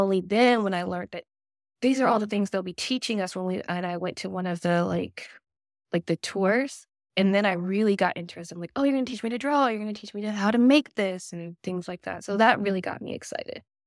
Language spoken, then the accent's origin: English; North Augusta, South Carolina, United States; now in Aiken, United States; I'm originally from North Augusta, South Carolina